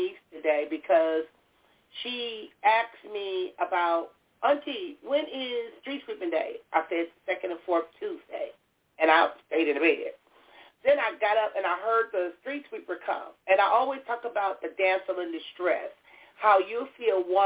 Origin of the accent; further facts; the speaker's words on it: Compton, California, United States; I was born and raised in Compton